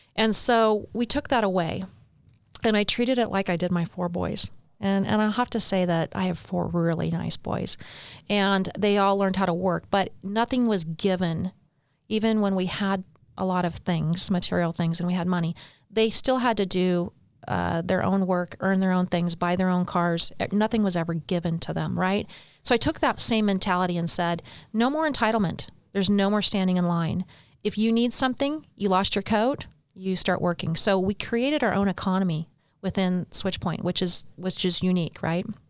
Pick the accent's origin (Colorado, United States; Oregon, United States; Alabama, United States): Oregon, United States; Bend; moved away as an adult; now in St. George, United States; I was born and raised in Oregon